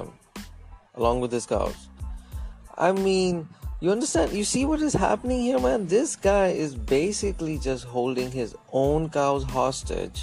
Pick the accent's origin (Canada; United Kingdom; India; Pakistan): India; moved away as an adult; also born or lived in United States; I was from India